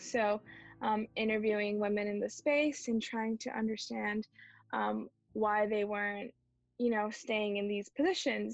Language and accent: English; Bay Area, California, United States; I was born in the Bay Area, mm-hmm. born and brought up here